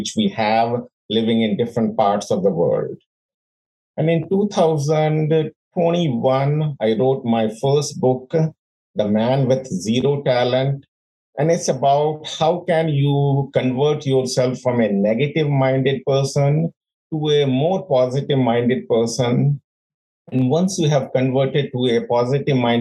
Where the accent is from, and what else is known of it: India; born or raised there; moved away as an adult; also born or lived in London; now in United States